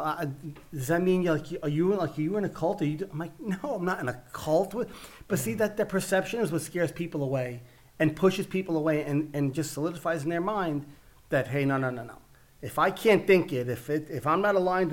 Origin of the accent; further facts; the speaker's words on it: New York City, New York, United States; accent: Italian Brooklyn; I grew up in Brooklyn, New York, with an Italian background